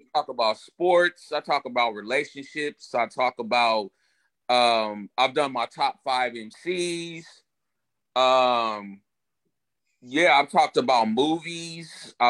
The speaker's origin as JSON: {"language": "English", "town": "San Francisco", "region": "California", "country": "United States", "tie": "born or raised there", "also_born_or_lived": "Chicago", "said": "So was born in the Chi, raised in the Bay. So I'm a Bay boy. I always tell everybody I'm from the Bay. That's where I'm from. That's where I grew up. San Francisco, to be exact."}